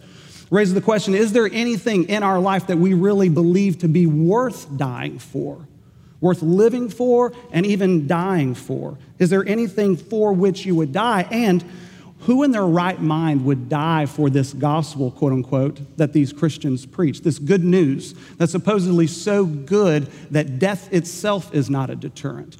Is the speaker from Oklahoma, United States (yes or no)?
yes; Enid, Oklahoma, United States; my hometown of Enid, Oklahoma